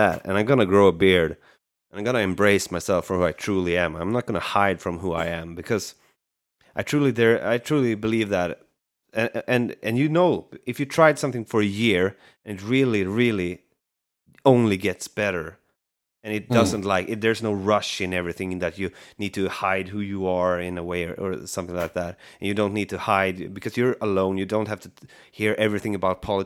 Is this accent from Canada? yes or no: no; Sweden; I'm from Sweden